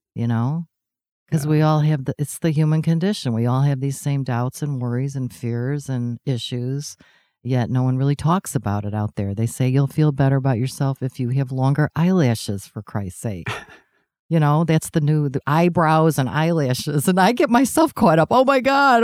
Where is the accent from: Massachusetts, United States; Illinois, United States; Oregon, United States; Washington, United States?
Illinois, United States; Chicago; I was the girl from Chicago